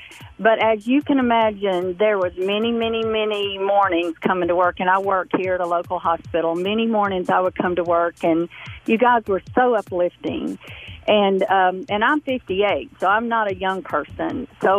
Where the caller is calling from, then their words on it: Shelbyville, Tennessee, United States; Hey, Bobby, this is …. I'm calling from Shelbyville, Tennessee.